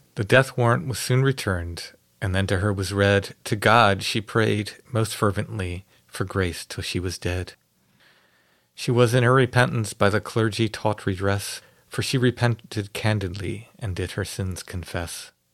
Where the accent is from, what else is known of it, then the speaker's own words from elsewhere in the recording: Maryland, United States; growing up in Maryland.